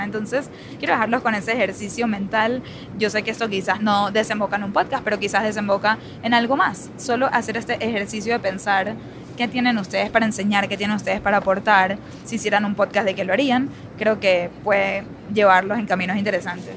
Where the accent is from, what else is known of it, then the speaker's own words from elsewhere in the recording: Venezuela; accent: Venezuelan; el acento venezolano